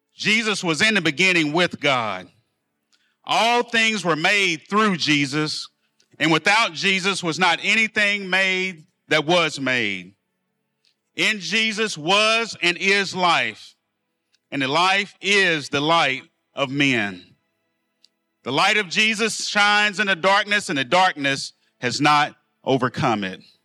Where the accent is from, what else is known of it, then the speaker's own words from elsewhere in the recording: El Dorado, United States; I'm from El Dorado, product of the public school systems